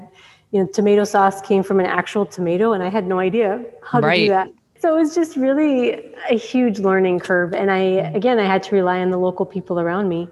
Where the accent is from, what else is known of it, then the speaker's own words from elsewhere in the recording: Minneapolis, Minnesota, United States; moved away as an adult; also born or lived in Somaliland; now in Djibouti; I'm from Minneapolis. And so I moved from the suburbs of Minnesota to Somaliland